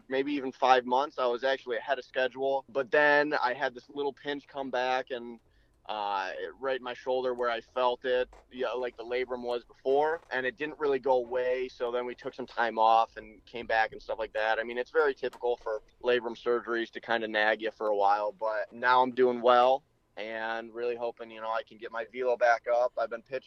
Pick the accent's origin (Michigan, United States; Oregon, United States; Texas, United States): Michigan, United States; Traverse City; my hometown of Traverse City